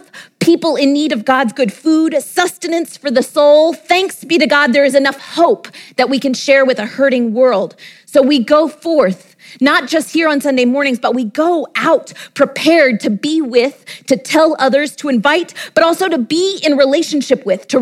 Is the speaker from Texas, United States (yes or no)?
yes; Texas, United States; my home state of Texas